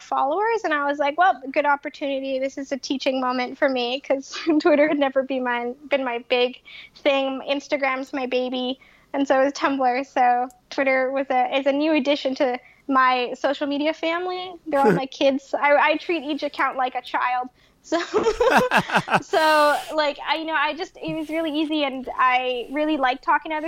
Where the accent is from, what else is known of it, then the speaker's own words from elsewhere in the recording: Winnipeg, Manitoba, Canada; moved away as an adult; now in Boston, United States; I'm originally from Canada. I'm from Winnipeg, Manitoba, just here in the States as a guest